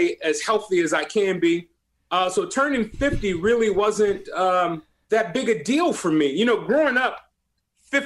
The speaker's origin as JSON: {"language": "English", "town": "Compton", "region": "California", "country": "United States", "tie": "born or raised there", "said": "being and growing up in Compton"}